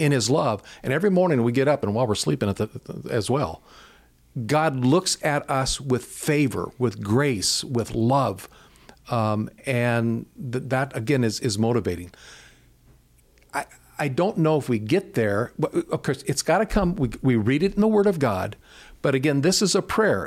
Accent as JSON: {"language": "English", "country": "United States", "tie": "born or raised there", "said": "growing up in America, we grew up with a mindset that says you can pull yourself up by your own bootstraps"}